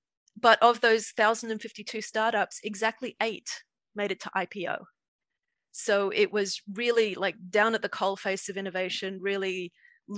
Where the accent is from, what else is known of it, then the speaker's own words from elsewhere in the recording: Australia; moved away as an adult; also born or lived in Dublin, Ireland; I grew up in Australia.